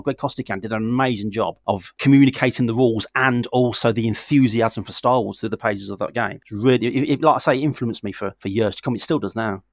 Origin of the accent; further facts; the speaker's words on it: the Midlands of England, United Kingdom; moved away as an adult; now in Northampton, United Kingdom; I'm originally from the Midlands of England, a very historical, sort of very, very full of history, where Tolkien used to live